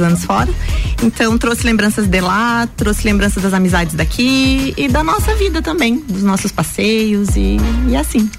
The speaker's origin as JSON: {"language": "Portuguese", "town": "Correia Pinto", "region": "Santa Catarina", "country": "Brazil", "tie": "born or raised there", "also_born_or_lived": "Lages / Jaraguá do Sul", "moved": "as an adult", "said": "Sou natural de Lages, morei até os meus 19 anos em Correia Pinto"}